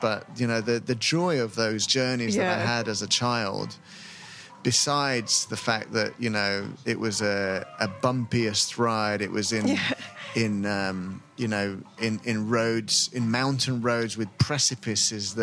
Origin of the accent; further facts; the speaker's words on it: Lima, Peru; I grew up in Lima